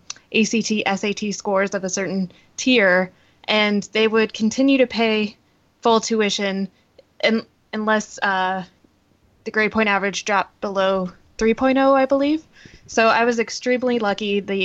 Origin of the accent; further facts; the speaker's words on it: Idaho, United States; born or raised there